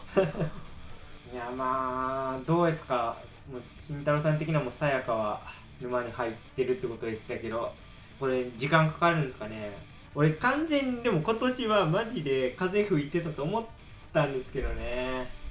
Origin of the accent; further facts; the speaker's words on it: Shikoku, Tokushima, Japan; 俺はあの四国の徳島なんですけど